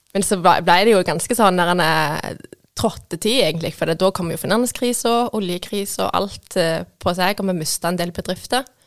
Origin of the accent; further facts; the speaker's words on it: Vigrestad, Rogaland, Norway; also born or lived in Stokkelandsmarka; Jeg kommer fra Vigerstad. Dattera til bakeren.